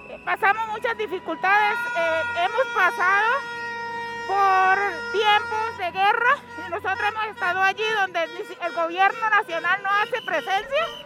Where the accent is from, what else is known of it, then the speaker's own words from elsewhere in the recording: Norte de Santander, Colombia; soy del Departamento Norte de Santander.